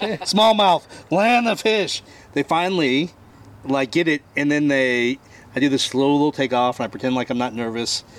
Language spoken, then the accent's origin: English; Bardstown, Kentucky, United States; I'm from Bardstown, Kentucky.